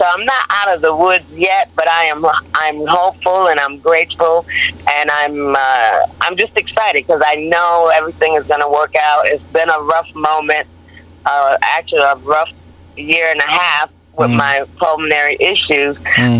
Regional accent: Hartford, Connecticut, United States; You know, I grew up in Hartford, Connecticut, and I love being on the East Coast.

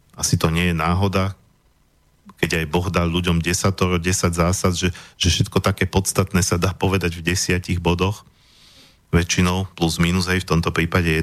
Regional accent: Slovakia; my sme tu Slováci, my odtiaľ to pochádzame

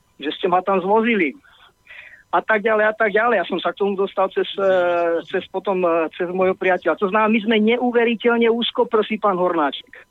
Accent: Slovakia; kto sme my Slováci

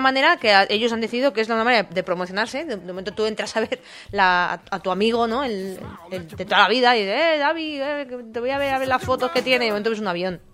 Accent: Alicante, Valencian Community, Spain; now in Pamplona, Spain; yo vengo de Alicante

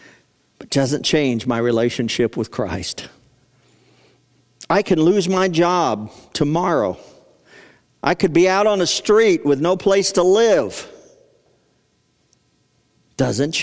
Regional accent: United States; an American

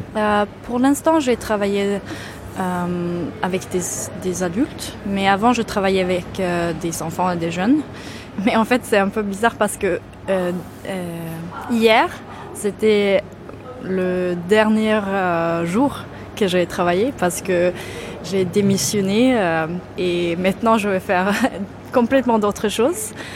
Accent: near Gothenburg, Västra Götaland, Sweden; French is a second language; moved away as an adult; now in Malmö, Sweden; je viens de près de Göteborg, mais, euh, dans, euh, dans la campagne

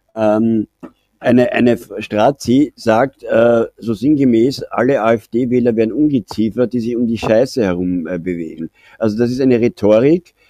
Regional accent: Austria; bei uns in Österreich

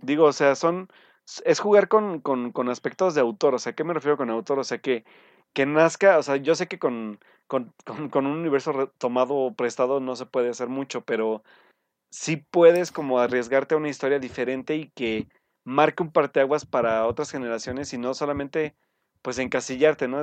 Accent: Mexico; como mexicanos

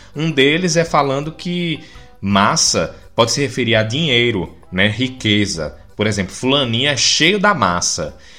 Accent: Recife, Pernambuco, Brazil; also born or lived in Olinda; Na verdade, eu sou de Recife. Eu tenho que ser recifense. Mas como eu vivi em Olinda por muito tempo, então eu sou um recifense olindense

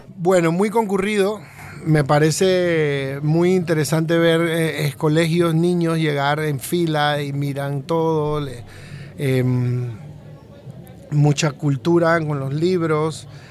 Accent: Colón, Panama; also born or lived in Panama City; yo soy de Colón, en realidad, y bueno, nací en Panamá porque eh, mi madre vino a darme a luz acá a Panamá, pero me crié en Colón casi siempre

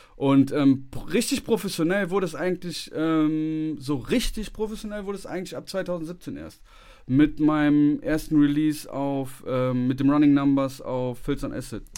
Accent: Bonn, North Rhine-Westphalia, Germany; moved away; ich komme ja ursprünglich aus Bonn

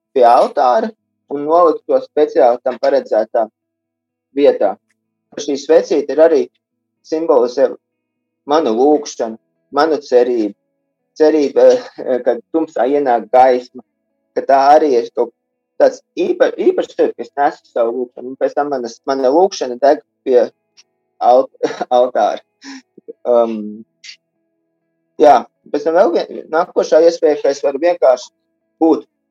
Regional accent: Riga, Latvia; moved away as an adult; also born or lived in near Augsburg, Germany; now in Augsburg area, Germany; Es esmu dzimis audzis Rīgā, bet studiju laikā visu, visi dzīves ceļi veda tālāk no Rīgas

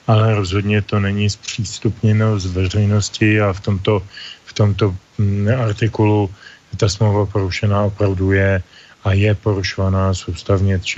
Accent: Bohemia, Czechia; U nás v Čechách

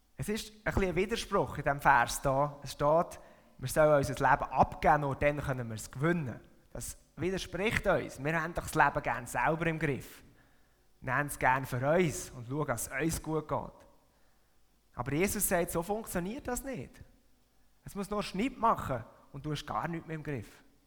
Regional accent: Switzerland; moved away as an adult; now in Buttisholz, Switzerland; aufgewachsen bin ich da, in dieser Region, und das da ist meine Heimatgemeinde. Ich habe meine ganze Kind- und Jugendzeit da verbracht

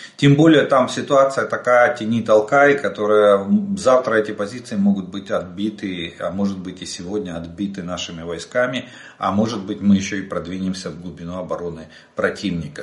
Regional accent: Ukraine; мы из Украины

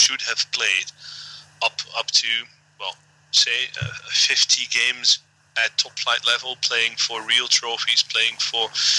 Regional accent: Netherlands; I'm from Holland.

